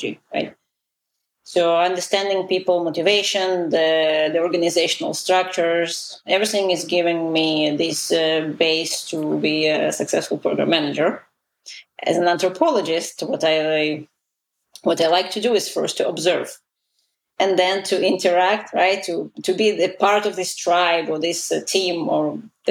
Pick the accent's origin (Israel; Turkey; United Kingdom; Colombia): Israel; first language Russian; English is a second language; moved away as an adult; also born or lived in Soviet Union; now in United States; I immigrated to Israel when I was 11 from the Soviet Union